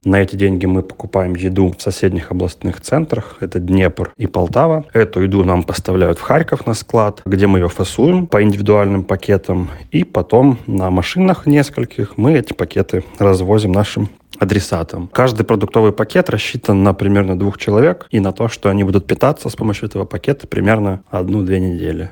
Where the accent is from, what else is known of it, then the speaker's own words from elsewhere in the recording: Kharkiv, Kharkiv Oblast, Ukraine; мне 32 года, я из Харькова